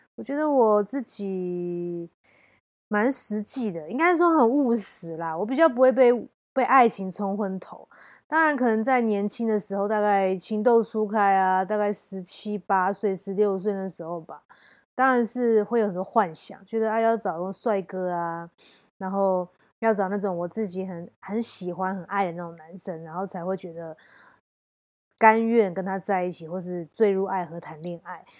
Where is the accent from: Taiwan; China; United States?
Taiwan; 我们环境，台湾环境也关系吧